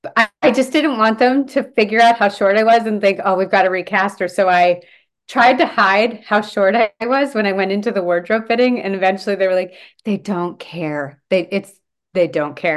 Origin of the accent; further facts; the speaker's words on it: Delaware, United States; moved away as an adult; now in Vancouver, Canada; I was born here, but we moved to Delaware when I was five. So I grew up in Delaware